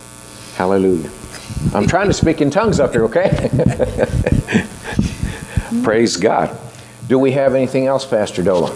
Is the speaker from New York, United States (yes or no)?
no; Texas, United States; Growing up in Texas